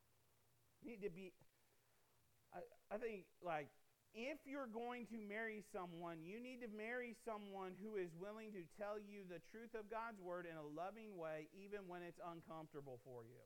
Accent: Midwest, United States; I grew up in the Midwest

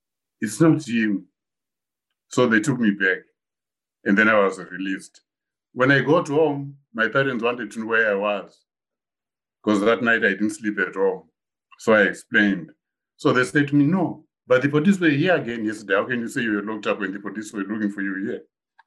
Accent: Zimbabwe; moved away; when I grew up, when I was, say, 18 years in Zimbabwe

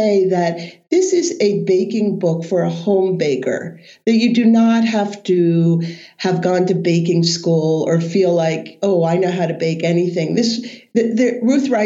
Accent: Maine, United States; I'm from Maine.

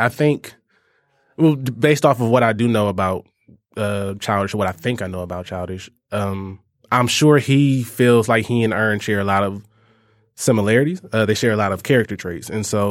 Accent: Georgia, United States; I grew up in Georgia. I grew up near Atlanta.

